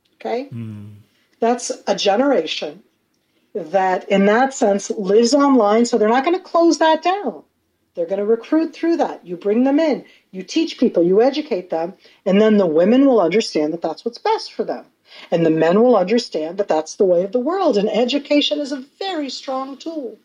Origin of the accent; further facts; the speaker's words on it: Israel; also born or lived in North America; I come from North America, but I've lived in Israel my whole life. My North American family, they meet like Americans